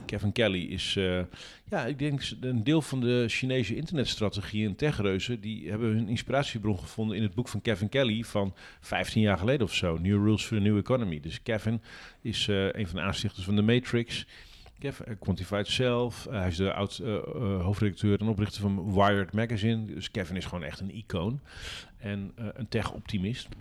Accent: Drenthe, Netherlands; omdat ik uit Drenthe kom

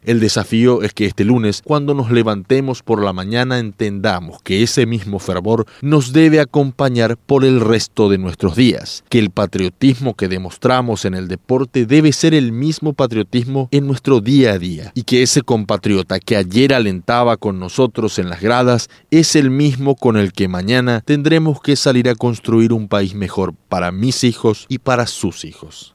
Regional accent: Paraguay; Los paraguayos somos capaces de todo, como cualquier nación

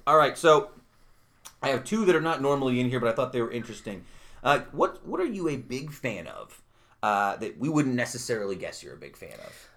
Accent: Utica, New York, United States; born or raised there; also born or lived in Brooklyn

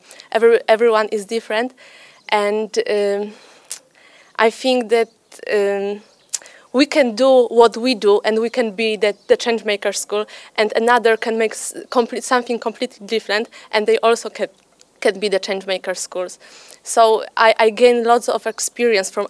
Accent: Poland; I'm from Poland.

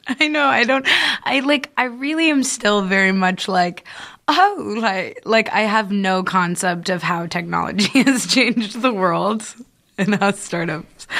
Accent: California, United States; we're from California

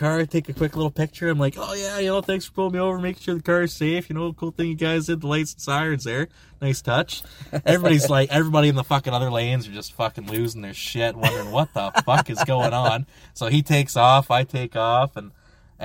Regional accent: Ontario, Canada; I'm out of province. I'm from Ontario.

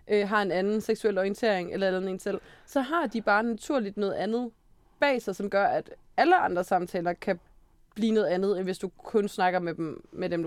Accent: Aarhus, Central Denmark Region, Denmark; Jamen, jeg er født og vokset i Aarhus.

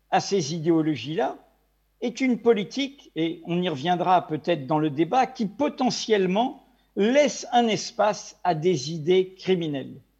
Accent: Brittany, France; also born or lived in Maghreb; jusqu'à l'âge de 10 ans, et ensuite euh, au Maghreb jusqu'à l'âge de 18 ans. Comme je dis souvent, je suis un Breton ou un Français d'outre-mer.

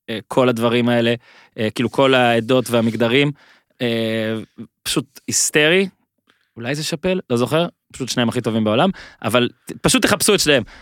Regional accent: Holon, Tel Aviv District, Israel; אה, גרתי בה, גדלתי בה.

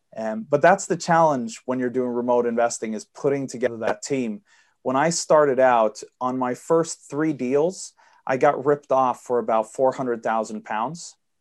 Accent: Sweden; I'm born and raised and live in Sweden. I apologize for the accent. My dad's American

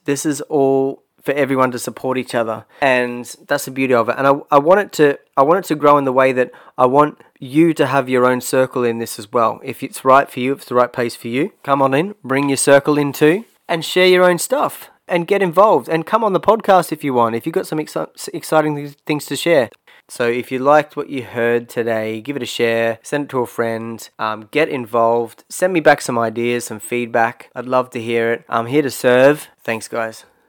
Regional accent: Australia; moved away as an adult; also born or lived in Brisbane; growing up in Australia

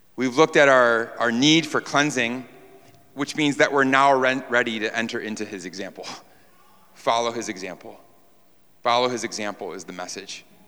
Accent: New York, United States; moved away; we're from New York.

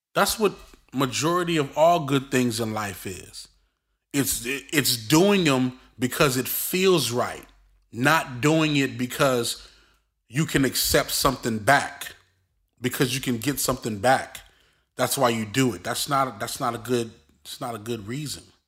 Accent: Brooklyn, New York, United States; me growing up in Brooklyn

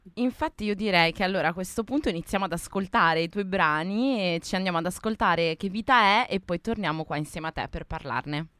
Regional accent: Liguria, Italy; io sono della Liguria, di un paesino sul mare

